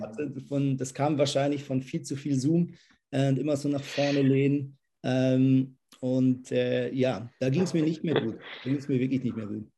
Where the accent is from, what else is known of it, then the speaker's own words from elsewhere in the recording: Lemgo, North Rhine-Westphalia, Germany; moved away as an adult; now in Zürich, Switzerland; Ich bin aber in Lemgo-Brake aufgewachsen, das ist in der Nähe von Bielefeld